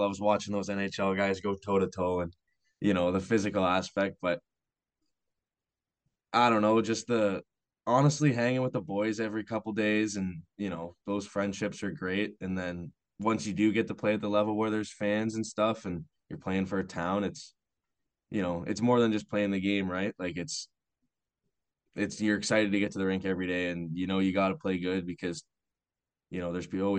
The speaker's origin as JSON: {"language": "English", "town": "Belle River", "region": "Ontario", "country": "Canada", "tie": "born or raised there", "said": "I grew up playing in Bell River the whole way"}